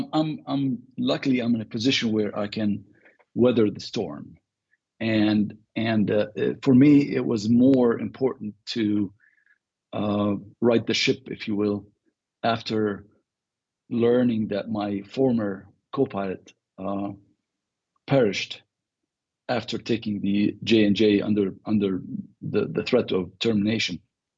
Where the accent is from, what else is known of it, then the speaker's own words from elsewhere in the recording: Beirut, Beirut Governorate, Lebanon; now in United States; Well, I was born in the Lebanon. {S0} Right. {S9} So I grew up in Beirut. And left in 1984.